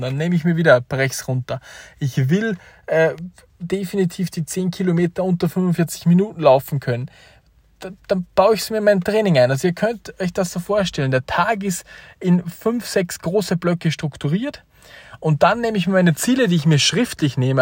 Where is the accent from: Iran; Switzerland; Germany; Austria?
Austria; als Österreicher